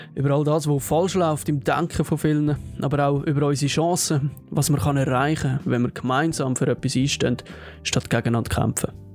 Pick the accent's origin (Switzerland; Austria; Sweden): Switzerland